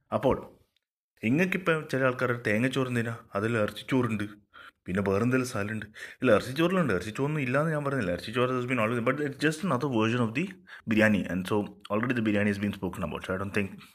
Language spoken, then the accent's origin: Malayalam; Thalassery, Kerala, India; ഞാനൊരു യുണീക്ക് തലശ്ശേരിക്കാരനാണ്